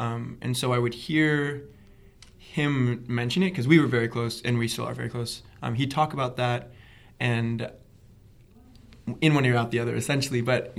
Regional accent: United States; Mixed race family, bisexual, black man growing up in America

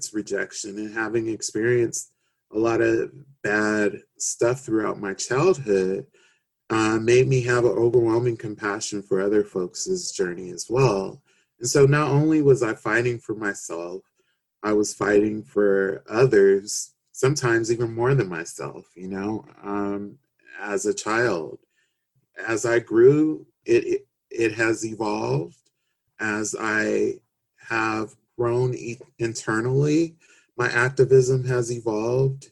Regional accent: Los Angeles, California, United States; I grew up in South Central Los Angeles, and I grew up in the hood, you know, in Watts.

